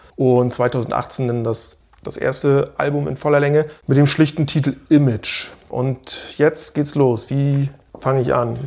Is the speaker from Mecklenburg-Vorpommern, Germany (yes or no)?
yes; Stralsund, Mecklenburg-Vorpommern, Germany; aus meiner Heimatstadt Stralsund